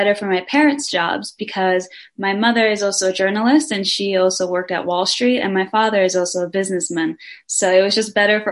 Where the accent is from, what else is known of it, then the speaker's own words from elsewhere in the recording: Denmark; I am from Denmark. I was born there, but I'm also half Brazilian